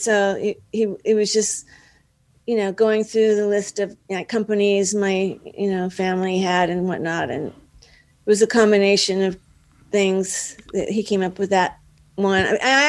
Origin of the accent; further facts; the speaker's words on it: Dallas, Texas, United States; moved away as an adult; now in Los Angeles, United States; Yeah, I'm from Dallas.